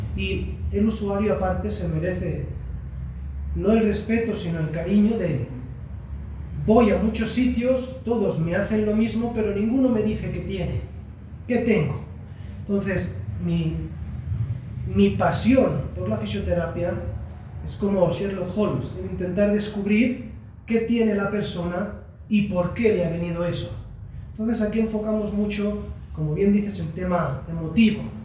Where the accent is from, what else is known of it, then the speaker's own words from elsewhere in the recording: Barcelona, Catalonia, Spain; vengo de Barcelona